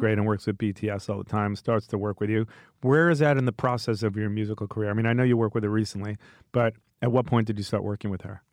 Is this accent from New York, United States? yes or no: yes; New York, United States; accent: New York; I'm from New York